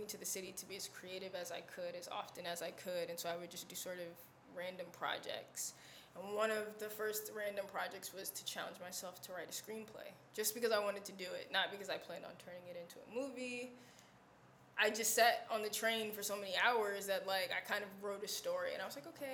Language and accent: English; New Jersey, United States; moved away as an adult; also born or lived in Washington, D.C.; now in New York, United States; I'm originally from New Jersey